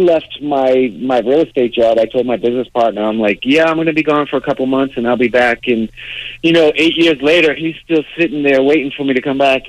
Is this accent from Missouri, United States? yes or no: no; Boston, Massachusetts, United States; growing up in Dorchester